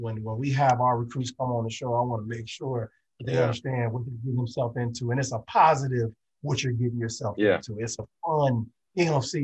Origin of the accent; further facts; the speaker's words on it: Illinois, United States; I'm from Illinois